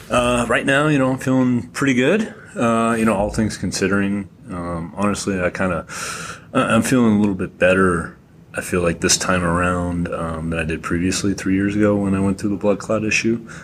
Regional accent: Massachusetts, United States; I'm from Massachusetts

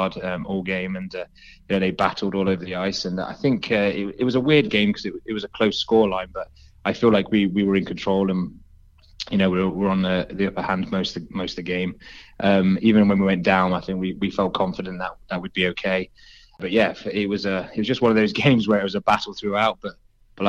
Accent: Nottingham, East Midlands, United Kingdom; moved away as an adult; now in Swindon, United Kingdom; I'm from Nottingham originally, so when I moved down to Swindon

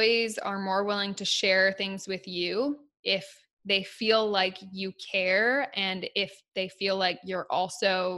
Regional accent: United States; I'm American

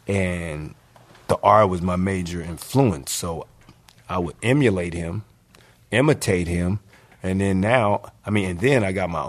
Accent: Philadelphia, Pennsylvania, United States; moved away; also born or lived in Los Angeles; I'm from Philly.

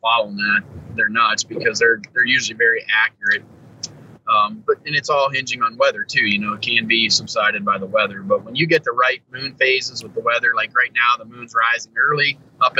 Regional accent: Ohio, United States; Still chasing my home state deer, though, Ohio.

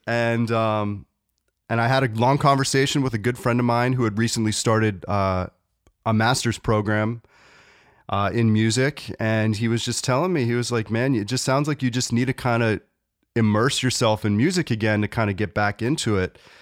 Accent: North Carolina, United States; moved away as an adult; I grew up in North Carolina and I moved back to North Carolina

